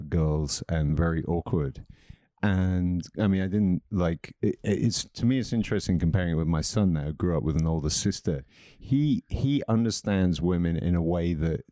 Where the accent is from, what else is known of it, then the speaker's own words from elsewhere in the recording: England, United Kingdom; also born or lived in Wiesbaden, Germany; I was born in Wiesbaden in Germany. And then my mom took us back to England